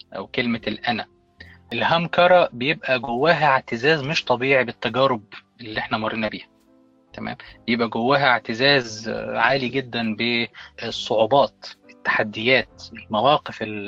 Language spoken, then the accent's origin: Arabic; Egypt; انا كمصري